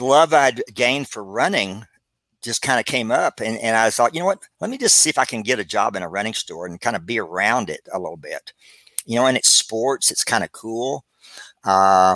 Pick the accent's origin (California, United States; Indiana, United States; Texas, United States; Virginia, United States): Texas, United States; Abilene; moved away as an adult; also born or lived in Dallas, Texas; I moved to Dallas, Texas from Abilene.